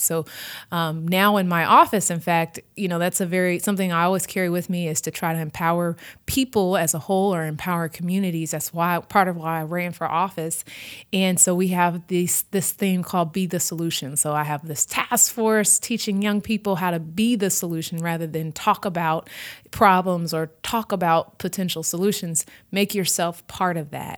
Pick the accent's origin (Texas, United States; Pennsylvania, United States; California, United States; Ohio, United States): Texas, United States; Houston; also born or lived in New Orleans; I grew up in Houston, had family from Louisiana